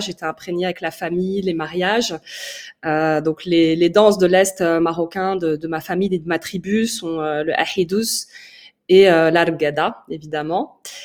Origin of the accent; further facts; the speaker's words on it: Paris, Île-de-France, France; also born or lived in Oujda, Morocco; Je suis euh, originaire de l'Est marocain. Je suis née à Paris et je suis d'origine amazir